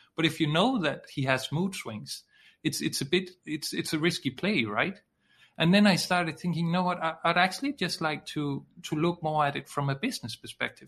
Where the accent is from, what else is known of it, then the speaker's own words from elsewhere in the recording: Denmark; I'm from Denmark, which is in uh, Scandinavia